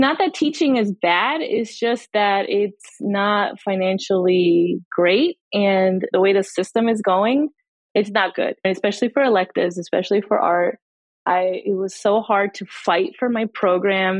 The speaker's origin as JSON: {"language": "English", "region": "New Jersey", "country": "United States", "moved": "yes", "lives_now": "Tampa, United States", "said": "I was originally from New Jersey and then I moved here about 18 years ago"}